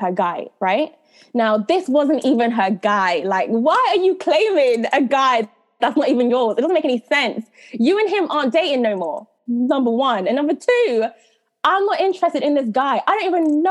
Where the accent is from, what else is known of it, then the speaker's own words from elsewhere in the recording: United Kingdom; also born or lived in Jamaica / London / Coventry; I was brought up in Jamaica and I came to England when I was five